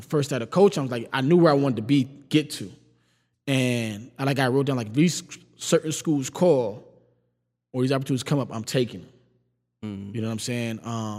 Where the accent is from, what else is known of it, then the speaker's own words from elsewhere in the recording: Cheektowaga, New York, United States; But me growing up in Cheektowaga, going to Cheektowaga Central